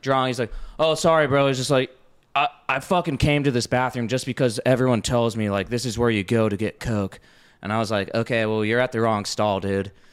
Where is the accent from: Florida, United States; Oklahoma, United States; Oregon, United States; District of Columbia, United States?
Oregon, United States; now in Austin, United States; I'm from Oregon, my family's from the East Coast